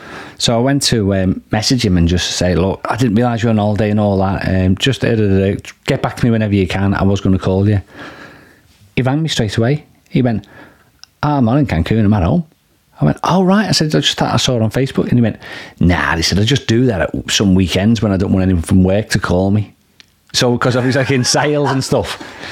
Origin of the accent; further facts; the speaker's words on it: United Kingdom; Call it ice hockey because we're British.